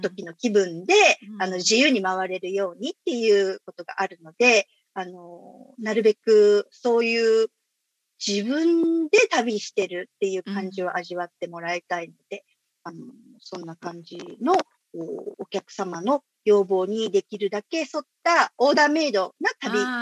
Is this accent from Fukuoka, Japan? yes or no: yes; Fukuoka, Japan; moved away as an adult; also born or lived in Indonesia; もともと福岡で生まれて育ったんですけれども